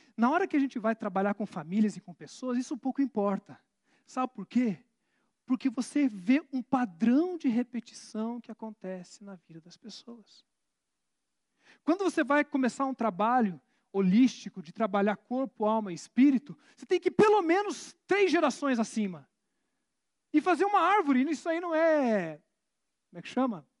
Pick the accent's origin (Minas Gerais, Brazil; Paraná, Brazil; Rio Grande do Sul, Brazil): Paraná, Brazil; Curitiba; curitibano, então, eu sou curitibano